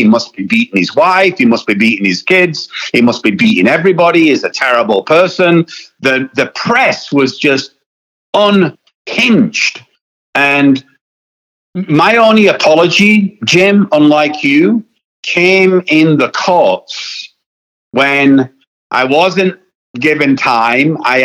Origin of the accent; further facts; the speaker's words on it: United Kingdom; I am British